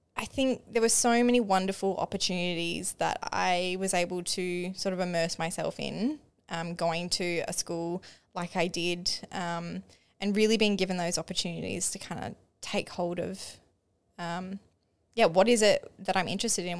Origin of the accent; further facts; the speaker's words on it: Mukinbudin, Western Australia, Australia; also born or lived in Perth; growing up in Maka, we call it Maka for short.